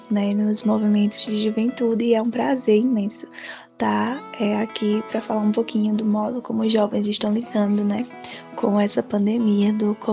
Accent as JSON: {"language": "Portuguese", "town": "Triunfo", "region": "Pernambuco", "country": "Brazil", "said": "sou de Triunfo aqui no Sertão do Pajeú."}